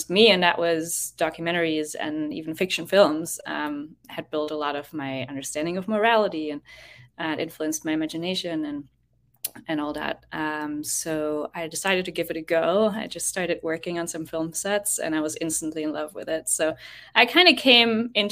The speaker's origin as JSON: {"language": "English", "country": "Germany", "moved": "as an adult", "lives_now": "Boston, United States", "said": "I'm from Germany, but haven't been there in a hot second. I'm based in Boston these days"}